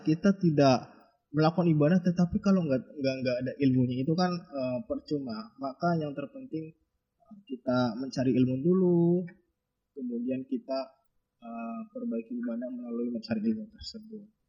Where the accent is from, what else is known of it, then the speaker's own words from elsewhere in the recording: Java, Indonesia; kita orang Jawa